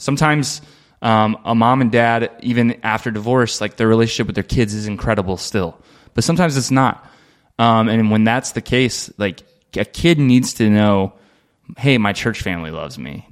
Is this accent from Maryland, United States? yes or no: no; Dayton, Ohio, United States; moved away as an adult; now in Aurora, United States; I'm from Dayton, Ohio